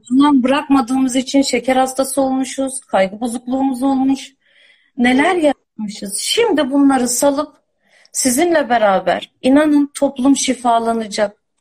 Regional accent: Istanbul, Turkey; moved away; İstanbul'da doğdum, büyüdüm ben.

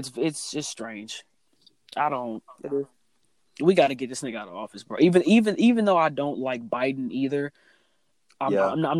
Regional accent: United States; This is where I was born. This is where I was raised

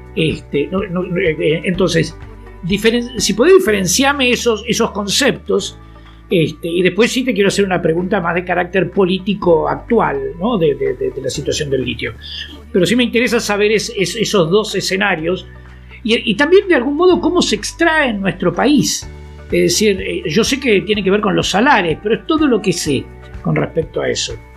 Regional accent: Argentina

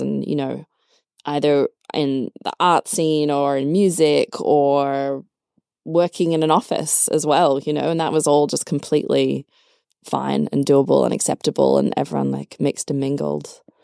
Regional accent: Australia; moved away as an adult; now in Berlin, Germany; I'm from Australia, so, you know, great life, high standard of living

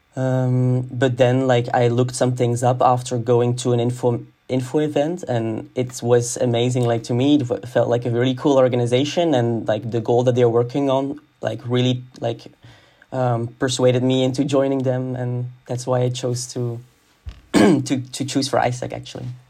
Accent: Hasselt, Flanders, Belgium; moved away as an adult; now in Antwerp, Belgium; I come from Hasselt, which is a city in Limburg

